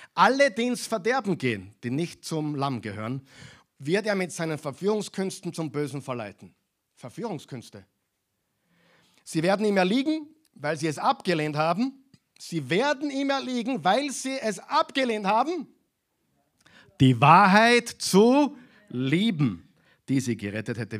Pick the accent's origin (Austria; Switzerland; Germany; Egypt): Austria; bei uns in Europa, in Österreich